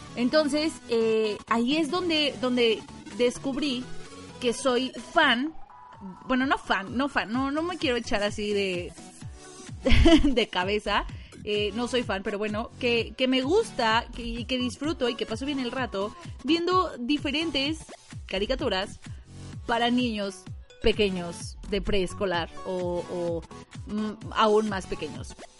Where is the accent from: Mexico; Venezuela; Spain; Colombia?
Mexico; como buena mexicana